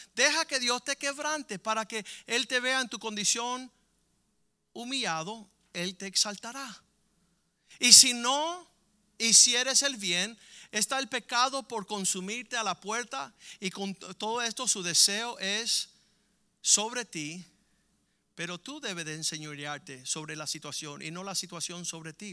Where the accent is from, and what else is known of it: Cuba